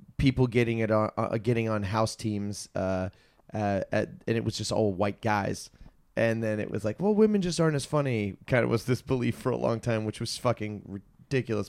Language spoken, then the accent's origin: English; Virginia, United States; moved away; I'm from Virginia